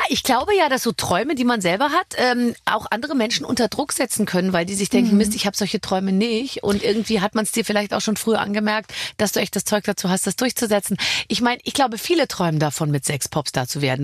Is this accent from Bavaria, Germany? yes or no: yes; Bavaria, Germany; now in Berlin, Germany; Wir sind beide aus Bayern